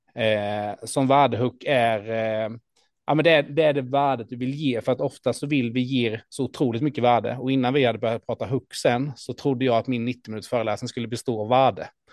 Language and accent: Swedish; Ljungby, Kronoberg County, Sweden; i Ljungby, min hemstad